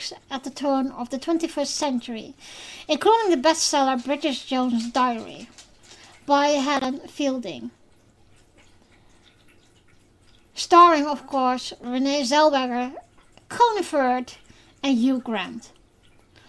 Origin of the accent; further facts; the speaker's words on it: Netherlands; first language Dutch; English is a second language; I am from the Netherlands, officially. So, English is not my first language.